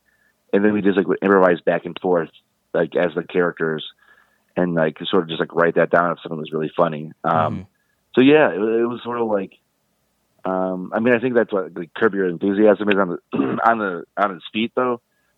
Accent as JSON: {"language": "English", "town": "Brooklyn", "region": "New York", "country": "United States", "said": "I'm from Brooklyn, not New York, Brooklyn."}